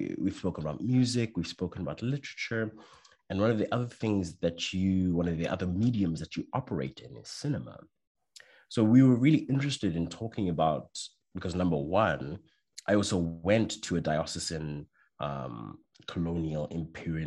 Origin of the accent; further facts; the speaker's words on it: South Africa; now in Belgium; I'm South African